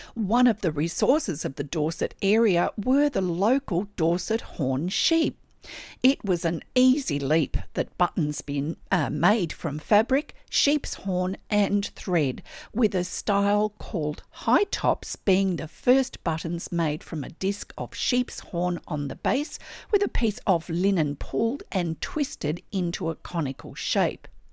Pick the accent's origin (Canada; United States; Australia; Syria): Australia; I'm an Australian textile artist